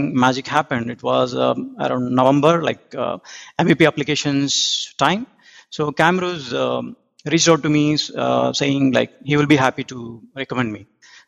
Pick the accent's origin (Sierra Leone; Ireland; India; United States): India; moved away as an adult; now in Auckland, New Zealand; I'm originally from India, but around 2 years back, moved to New Zealand.